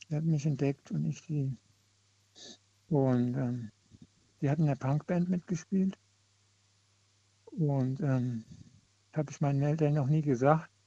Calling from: Koblenz, Rhineland-Palatinate, Germany; Grüß dich, ich bin aus Koblenz.

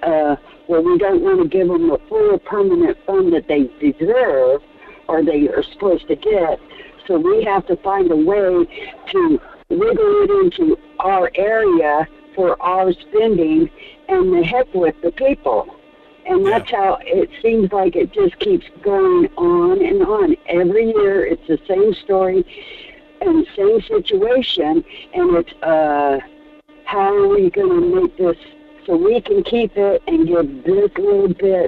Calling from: Fairbanks, Alaska, United States; from Fairbanks.

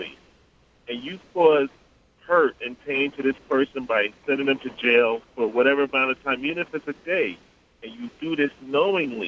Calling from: Long Island, New York, United States; I'm calling from Long Island.

